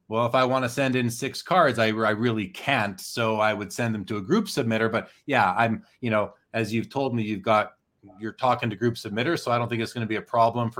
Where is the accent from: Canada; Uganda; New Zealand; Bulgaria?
Canada; As a Canadian